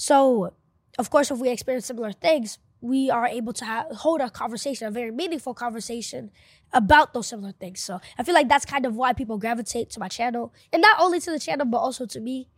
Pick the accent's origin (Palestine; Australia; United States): United States; New York City, New York; first language Spanish; English is a second language; also born or lived in Panama; I'm from Bushwick, Brooklyn